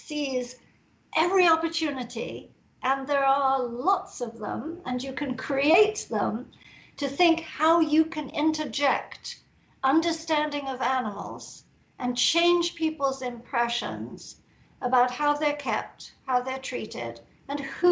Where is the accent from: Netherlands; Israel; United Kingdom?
United Kingdom; England; I'm English